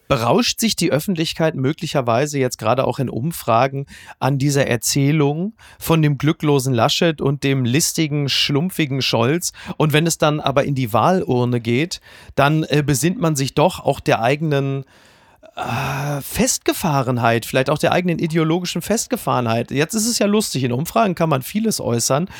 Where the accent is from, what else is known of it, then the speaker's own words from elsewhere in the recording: Ruhr area, North Rhine-Westphalia, Germany; ich komme ja aus dem Ruhrgebiet und zwar aus dem tiefsten Ruhrgebiet.